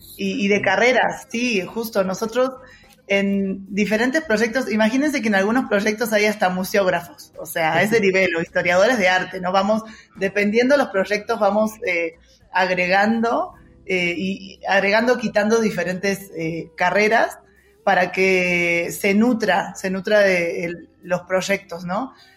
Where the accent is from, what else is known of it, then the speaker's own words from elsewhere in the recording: Mar del Plata, Buenos Aires Province, Argentina; de Argentina, eh, de, bueno, la ciudad donde nací se llama Mar del Plata